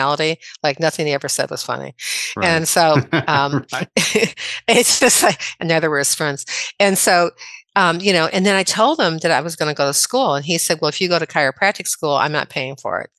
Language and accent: English; Midwest, United States; moved away; I'm originally from the Midwest.